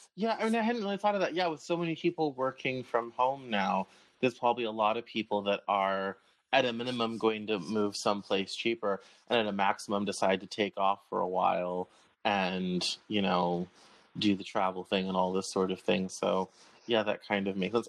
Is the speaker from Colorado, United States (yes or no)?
yes; Colorado, United States; I'm from Colorado